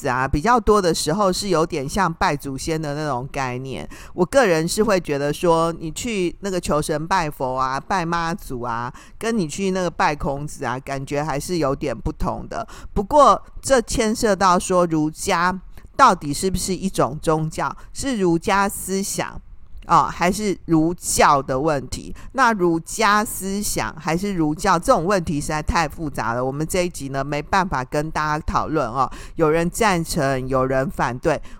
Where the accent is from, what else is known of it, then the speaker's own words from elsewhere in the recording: Taiwan; 我们台湾人实在是太爱拜拜，没有一尊那个昂阿森啊的偶人，你会觉得怪怪的，感觉拜不下去